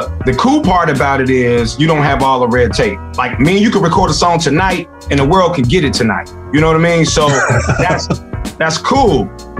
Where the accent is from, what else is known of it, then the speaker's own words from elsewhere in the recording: Chicago, Illinois, United States; growing up in Roseland